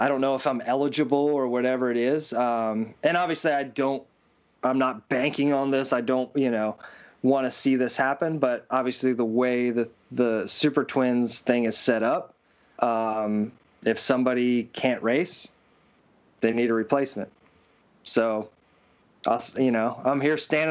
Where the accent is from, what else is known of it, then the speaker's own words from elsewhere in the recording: Williams Grove, Pennsylvania, United States; Williams Grove, which my hometown